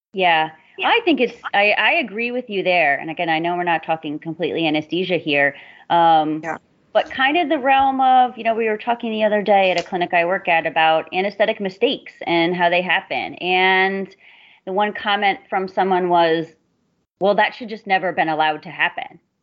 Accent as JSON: {"language": "English", "region": "Southern Florida", "country": "United States", "tie": "born or raised there", "said": "I'm from Florida. I grew up in Southern Florida"}